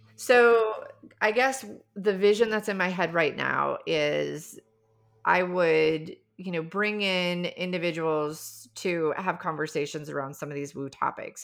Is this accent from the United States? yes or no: yes; South Dakota, United States; I grew up in the Midwest, I grew up in South Dakota